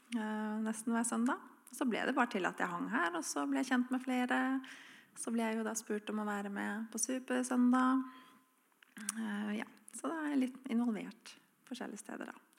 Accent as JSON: {"language": "Norwegian", "region": "Oslo", "country": "Norway", "tie": "born or raised there", "moved": "as an adult", "lives_now": "Froland, Norway", "said": "Jeg er fra Oslo. flyttet til Froland for ti år siden. og her er det jo veldig kristen samfunn i forhold til der jeg er oppvokst."}